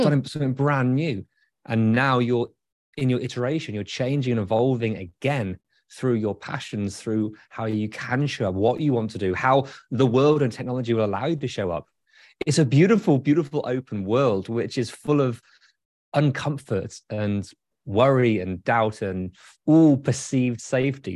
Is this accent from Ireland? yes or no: no; United Kingdom; now in Michigan, United States; as a Brit